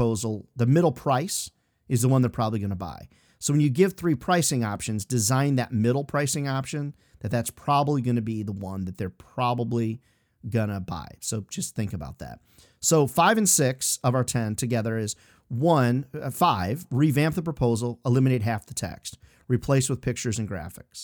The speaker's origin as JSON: {"language": "English", "area": "Chicago, Iowa", "region": "Midwest", "country": "United States", "tie": "born or raised there", "also_born_or_lived": "Illinois", "moved": "yes", "said": "I grew up in the Midwest, Chicago, Iowa, Illinois, Midwestern stuff"}